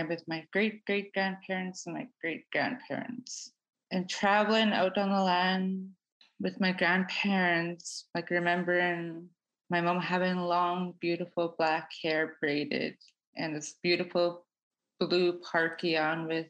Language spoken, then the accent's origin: English; Fort McPherson, Northwest Territories, Canada; I am Tetlek Gwich'in, which means people of the headwaters, and I am from Fort McPherson